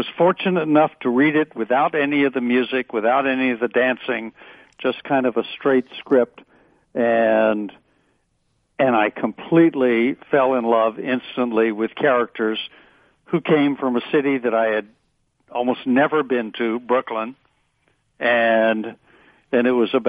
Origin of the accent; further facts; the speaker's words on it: England, United Kingdom; also born or lived in Alabama, United States; No, you know, I grew up in England and in Alabama, really different places.